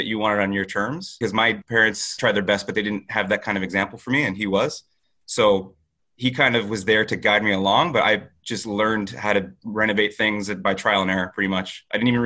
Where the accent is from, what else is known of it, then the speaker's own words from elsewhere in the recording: Toronto, Ontario, Canada; I'm a kid from Scarborough